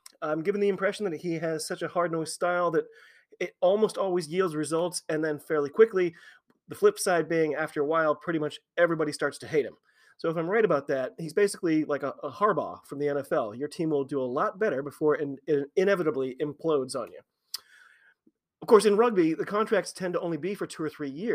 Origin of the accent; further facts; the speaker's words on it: United States; I am an American rugby fan